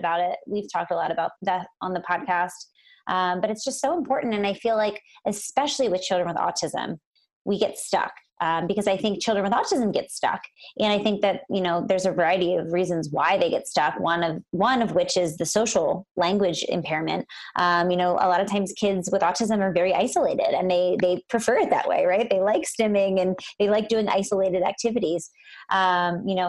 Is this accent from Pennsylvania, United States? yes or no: yes; Lancaster, Pennsylvania, United States; moved away as an adult; also born or lived in Philadelphia, Pennsylvania; now in Los Angeles, United States; I'm from Pennsylvania, actually. I'm actually sitting in the house that I grew up